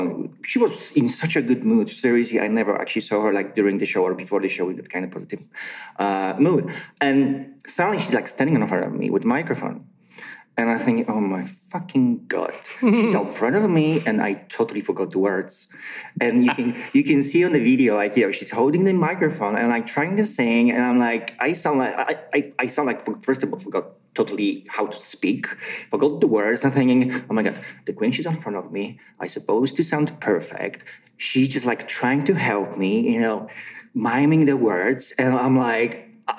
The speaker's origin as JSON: {"language": "English", "country": "Poland", "second_language": "English", "said": "Where are you from? I said, well, I'm from Poland."}